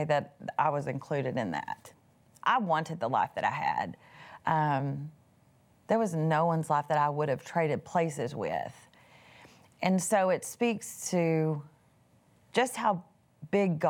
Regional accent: East Texas, United States; I was raised in East Texas.

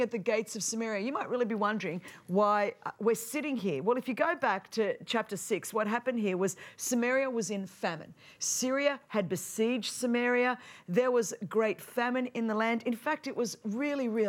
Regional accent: Sydney, New South Wales, Australia; I'm from the land down under, Sydney, Australia

